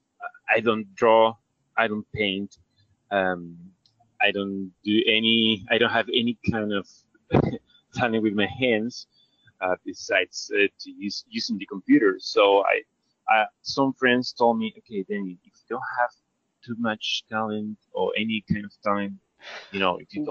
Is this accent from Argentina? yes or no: yes; Argentina; I'm from Argentina, South American country.